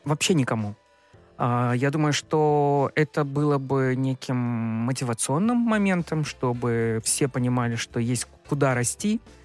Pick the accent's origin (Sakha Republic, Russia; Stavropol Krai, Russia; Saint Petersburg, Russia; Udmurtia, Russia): Sakha Republic, Russia; Yakutia; now in Moscow, Russia; На севере, в Якутии, откуда я родом, совсем другая кухня